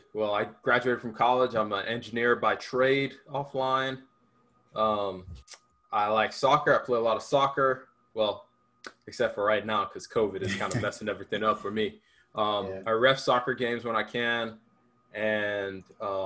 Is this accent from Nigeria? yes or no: yes; Sagamu, Ogun State, Nigeria; now in Georgia, United States; I was born in Nigeria. I moved here in 2006